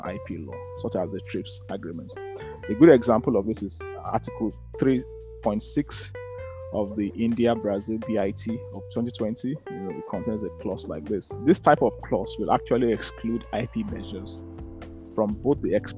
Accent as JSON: {"language": "English", "country": "Nigeria", "tie": "born or raised there", "moved": "yes", "lives_now": "Edinburgh, United Kingdom", "said": "when I was growing up in Nigeria"}